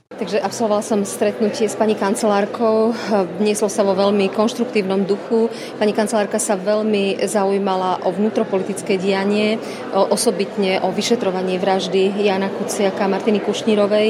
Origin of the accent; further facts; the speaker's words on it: Slovakia; nám, Slovakom a Čechom